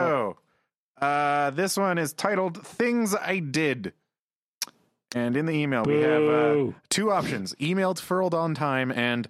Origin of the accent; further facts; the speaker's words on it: Wisconsin, United States; I'm from Wisconsin, which is like a Canada-like in the States.